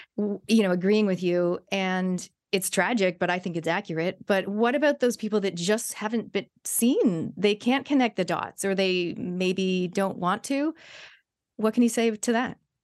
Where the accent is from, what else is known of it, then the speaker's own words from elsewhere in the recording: Canada; when I was growing up in Canada